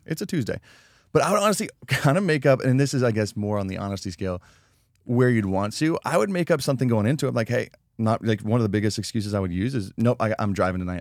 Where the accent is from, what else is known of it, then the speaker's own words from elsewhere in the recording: Colorado, United States; growing up in Colorado, you'd go back in the Rocky Mountains